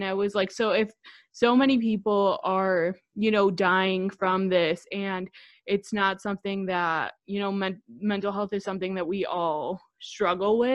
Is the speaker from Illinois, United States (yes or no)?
yes; Chicago, Illinois, United States; I'm 24 years old. I'm from Chicago.